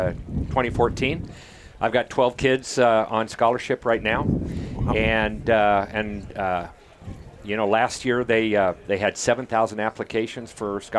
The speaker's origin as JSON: {"language": "English", "town": "Houston", "region": "Texas", "country": "United States", "said": "I'm from Houston"}